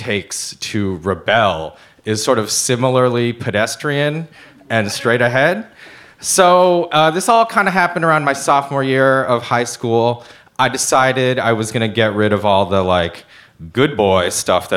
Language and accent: English; Ann Arbor, Michigan, United States; I was born in Ann Arbor, Michigan, which is born and raised, a small, quiet, suburban college town